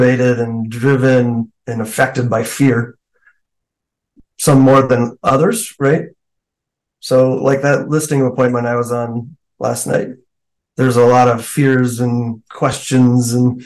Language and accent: English; Alaska, United States; now in Colorado, United States; I grew up in Alaska. I live in Colorado now, but I was born and raised there.